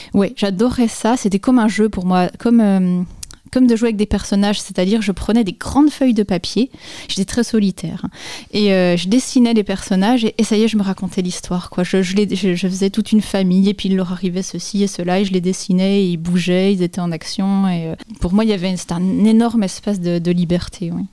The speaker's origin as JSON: {"language": "French", "town": "Dole", "region": "Bourgogne-Franche-Comté", "country": "France", "tie": "born or raised there", "also_born_or_lived": "Épinal", "moved": "as an adult", "said": "j'ai grandi à Dole, dans le Jura"}